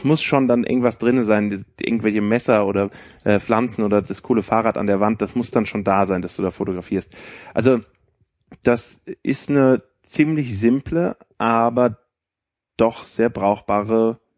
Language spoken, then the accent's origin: German; Frankfurt, Hesse, Germany; ich bin erstmal nach Frankfurt gegangen, ich komme ja aus Frankfurt, habe mal geguckt, wer ist dabei.